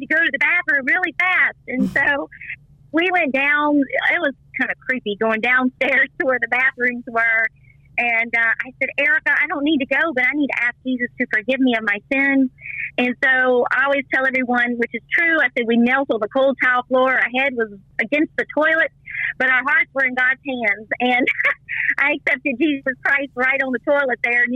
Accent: Vinton, Virginia, United States; accent: country; also born or lived in Roanoke, Virginia; now in Virginia Beach, United States; I actually grew in a little town called Vinton, Virginia, near the lake

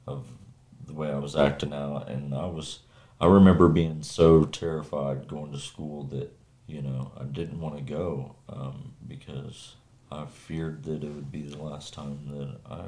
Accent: Kansas, United States; I'm from Kansas, a small town about 50 miles south of Kansas City.

